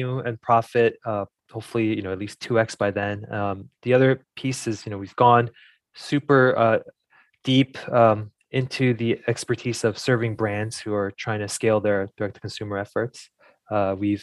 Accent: New Jersey, United States; I grew up in New Jersey.

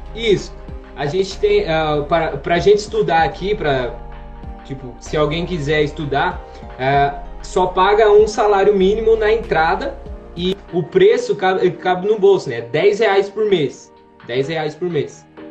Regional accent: Santo Anastácio, São Paulo, Brazil; moved away as an adult; now in Rio Grande do Sul, Brazil; Eu sou da cidade de Santo Anastácio, interior de São Paulo

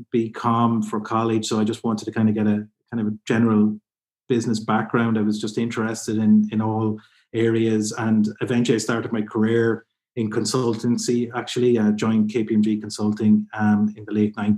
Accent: County Kildare, Ireland; also born or lived in Carlow; I'm originally from Kildare in Ireland, which is a bit just south of Dublin

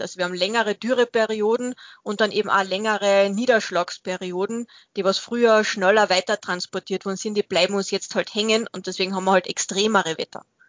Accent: Austria; Bei uns in Österreich

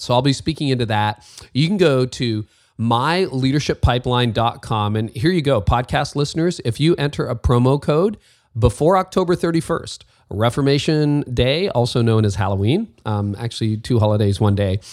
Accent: Canada; I'm Canadian and leaving the snow for sunny California.

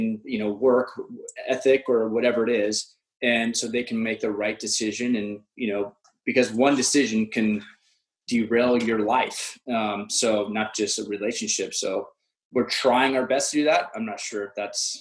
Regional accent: Orange County, California, United States; I grew up in Orange County

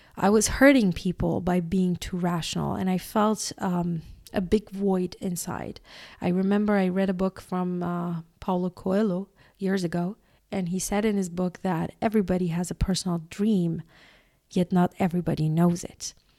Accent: Iran; I was born in Iran

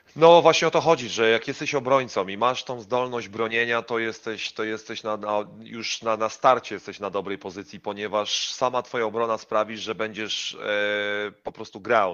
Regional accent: Poland; moved away as an adult; jesteśmy Polakami, jesteśmy bardzo, bardzo biali i jesteśmy z Polski

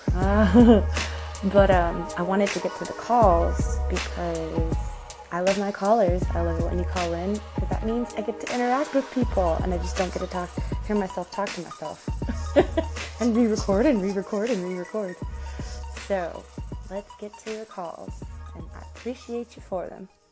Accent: Santa Cruz, California, United States; my hometown of Santa Cruz, California, where I was born and raised pretty much

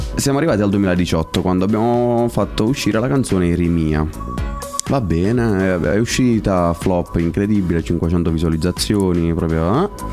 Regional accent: Stornarella, Apulia, Italy; a Stornarella nel mio paese

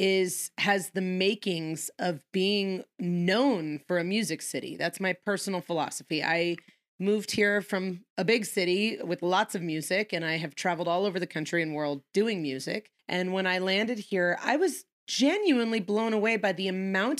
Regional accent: Los Angeles, California, United States; moved away as an adult; now in Prescott, United States; I am one of those stinky Californians that came here

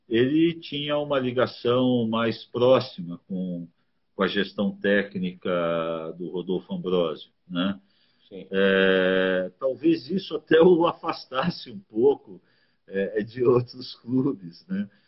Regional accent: São Paulo, Brazil; moved away as an adult; now in Curitiba, Brazil; eu saí de São Paulo é, em 85, né? E fui para Curitiba.

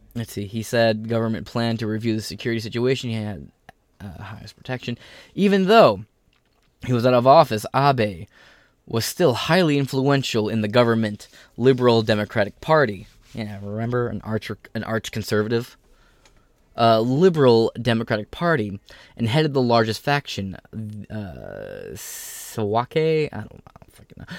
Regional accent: United States; as an American

